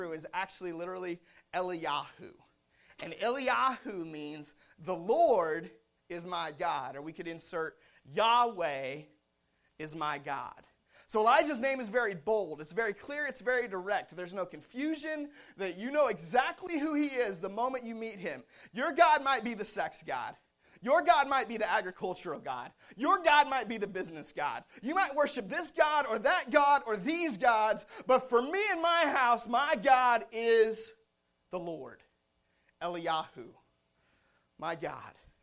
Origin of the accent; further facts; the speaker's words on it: Seattle, Washington, United States; I grew up in Seattle